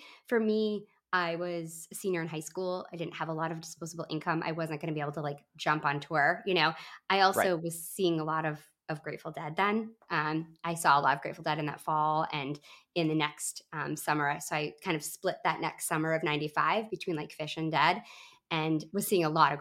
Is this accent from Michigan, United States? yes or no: yes; Grand Rapids, Michigan, United States; moved away; It was Grand Rapids, Michigan, my hometown where I grew up